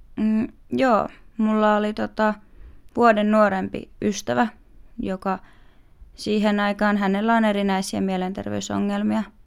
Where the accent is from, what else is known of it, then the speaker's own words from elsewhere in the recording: Vantaa, Uusimaa, Finland; Meillä Vantaalla